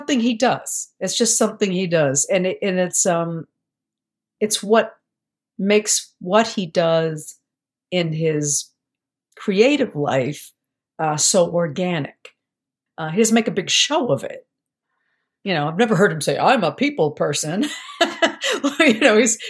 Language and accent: English; Boston, Massachusetts, United States; also born or lived in Syracuse; I'm from Boston originally